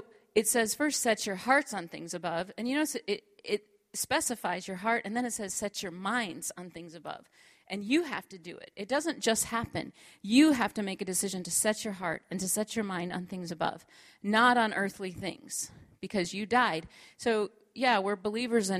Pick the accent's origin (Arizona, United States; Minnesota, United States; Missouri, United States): Minnesota, United States; moved away as an adult; also born or lived in Oklahoma; I was born and raised in Minnesota